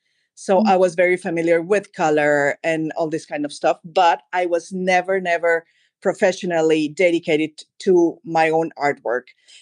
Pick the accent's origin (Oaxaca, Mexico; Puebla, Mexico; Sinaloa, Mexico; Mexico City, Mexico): Mexico City, Mexico; born there; also born or lived in Madrid, Spain / Germany; Of course. Well, I was born in Mexico City. And then for different reasons in my life, I was living in Madrid for a long time. And then I moved back to Mexico, and then I was living in Germany for a long, long time.